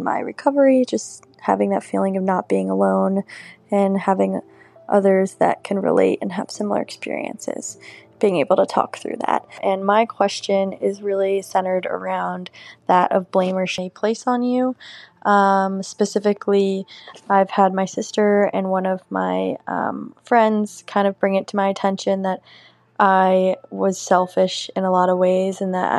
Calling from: New York City, New York, United States; I'm 26 and I'm calling from Brooklyn, New York.

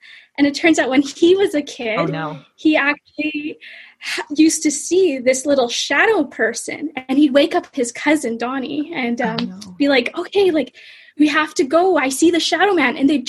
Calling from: Ottawa, Ontario, Canada; So I'm actually in Ottawa right now, Canada.

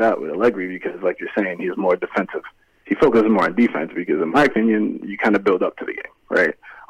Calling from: Houston, Texas, United States; I'm calling from Houston, Texas.

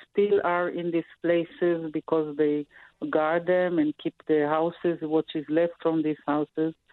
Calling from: Tel Aviv, Tel Aviv District, Israel; I, am now in Tel Aviv.

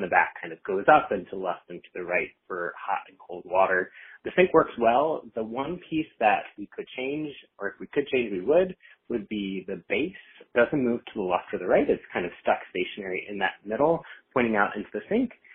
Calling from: Boston, Massachusetts, United States; I'm calling in from Boston, Massachusetts

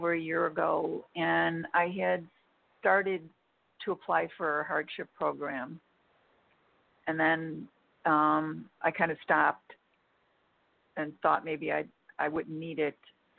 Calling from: Illinois, United States; I'm from Illinois.

